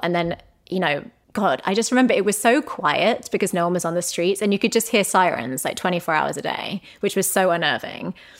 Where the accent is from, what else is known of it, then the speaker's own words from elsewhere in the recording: England, United Kingdom; moved away; we are English people